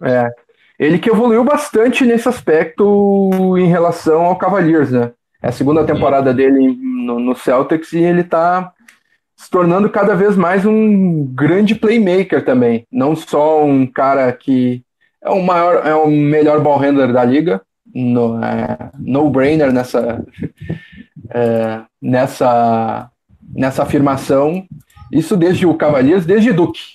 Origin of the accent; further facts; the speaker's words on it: Porto Alegre, Rio Grande do Sul, Brazil; Eu que sou de Porto Alegre, estava em São Paulo